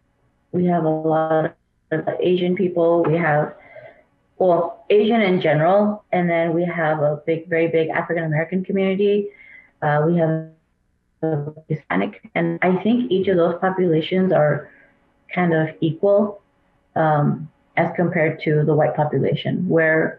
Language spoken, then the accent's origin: English; Kuwait; moved away; I grew up in Kuwait